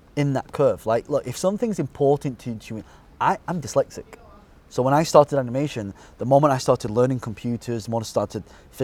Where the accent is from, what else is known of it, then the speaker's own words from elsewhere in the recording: Colne, North West England, United Kingdom; Burnley. Colne. Okay. But I say Burnley because that's where...